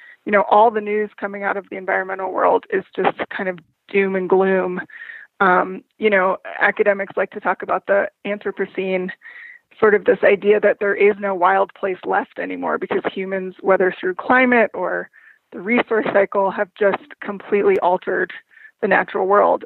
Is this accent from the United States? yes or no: yes; New Mexico, United States; moved away as an adult; I grew up in New Mexico